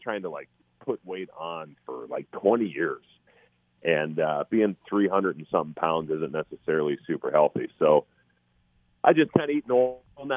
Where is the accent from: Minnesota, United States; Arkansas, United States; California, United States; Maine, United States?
Minnesota, United States; my hometown team